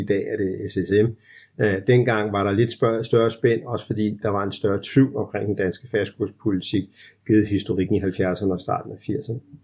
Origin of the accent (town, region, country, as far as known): Denmark